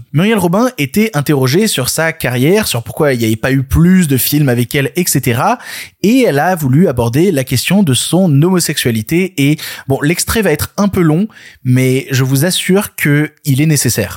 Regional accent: France; on est français

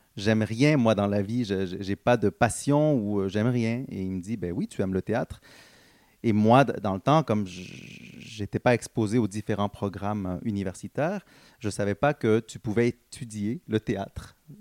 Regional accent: Montreal, Quebec, Canada; born or raised there; also born or lived in Guatemala / Dallas, Texas

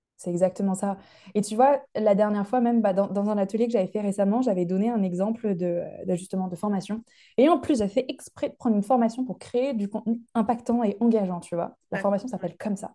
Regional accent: Lyon, Auvergne-Rhône-Alpes, France; now in United Kingdom; je viens de Lyon en France et j'habite au Royaume-Uni

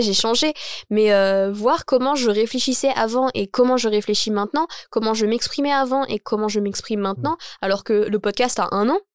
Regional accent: Champigny-sur-Marne, Île-de-France, France; J'ai dit que je venais de Champigny

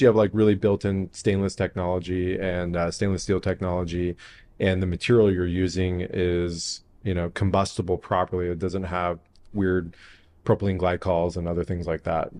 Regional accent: San Diego, California, United States; also born or lived in Encino, Los Angeles / La Jolla; I'm, I'm born and raised in San Diego

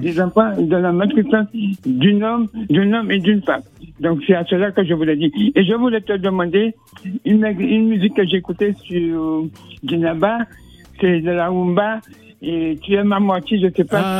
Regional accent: Martinique; Moi, je viens de la Martinique

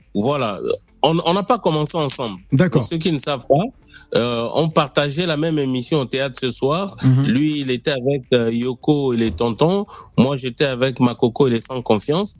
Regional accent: Gabon; first language Punu; French is a second language; ma langue maternelle, le Pounou. C'est, c'est, avec ça que j'ai grandi

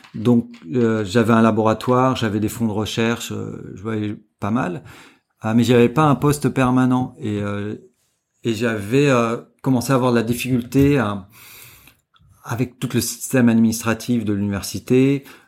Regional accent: Martinique, France; moved away as an adult; also born or lived in Montpellier, France / Canada / Chile / California, United States; now in Hong Kong; moi, je suis un Français qui n'a jamais travaillé en France. C'est-à-dire que j'ai grandi en Martinique

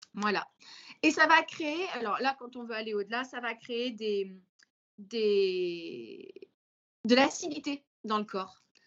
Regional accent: Vendée, Pays de la Loire, France; je suis vendéenne

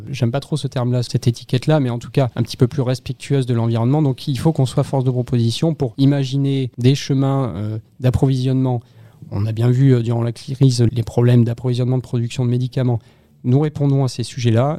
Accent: near Bordeaux, Nouvelle-Aquitaine, France; moved away; also born or lived in Toulon / London; je viens de Bordeaux, je suis originaire d'une petite ville à 20 km au sud de Bordeaux et euh, voilà j'ai grandi là-bas quelques temps

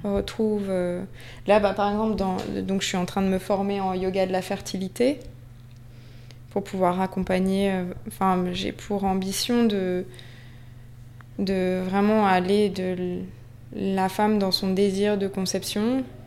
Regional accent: Basque Country, Nouvelle-Aquitaine, France; also born or lived in Paris; now in Biarritz, France; la maison de mon enfance au Pays Basque, c'est Gouréabilla

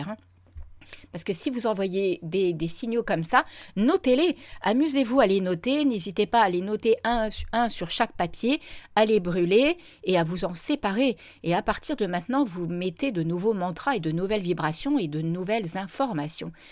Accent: Reims, Grand Est, France; also born or lived in La Ciotat; Donc vous voyez, à la base, je vivais à La Ciotat, mais à la base, je suis originaire de Reims. J'ai déjà pas mal baroudé.

